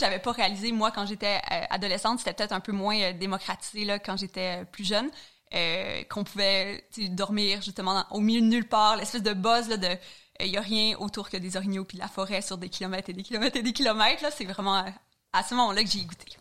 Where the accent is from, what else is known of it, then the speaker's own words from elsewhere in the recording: Chandler, Quebec, Canada; accent: Gaspé (not strong); moved away; je suis originaire de la Gaspésie, puis, euh, comme, euh, toute personne qui vient de région, j'ai quand même la chance d'avoir grandi dans la nature